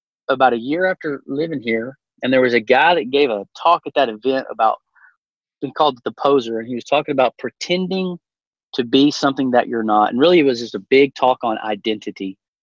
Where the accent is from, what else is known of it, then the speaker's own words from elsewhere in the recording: Llano, Texas, United States; I grew up in Llano, Texas, which is the hunting capital of our state